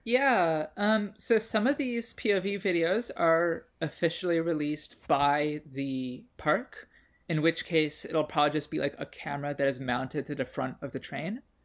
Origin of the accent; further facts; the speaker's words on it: Chicago, Illinois, United States; I grew up in Chicago near Six Flags Great America